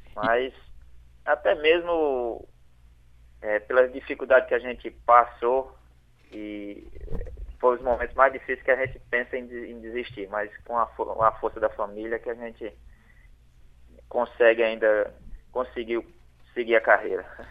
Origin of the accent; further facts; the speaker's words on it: Limoeiro do Norte, Ceará, Brazil; eu sou natural de Limoeiro do Norte